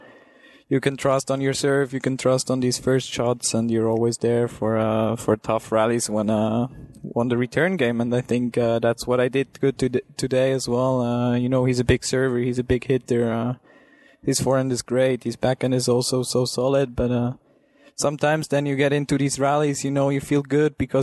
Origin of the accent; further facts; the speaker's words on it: Switzerland; I'm coming from Switzerland